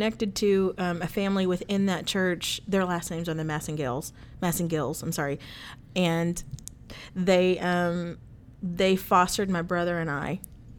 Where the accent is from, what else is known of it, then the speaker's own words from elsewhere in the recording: Manila, Metro Manila, Philippines; born there; So I was born in Manila, Philippines.